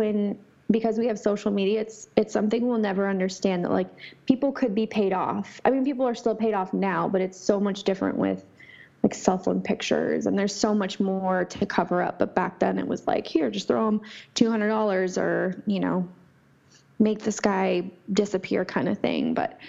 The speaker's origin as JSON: {"language": "English", "region": "Oregon", "country": "United States", "tie": "born or raised there", "also_born_or_lived": "California", "said": "growing up in Oregon, the winters get super freaking cold"}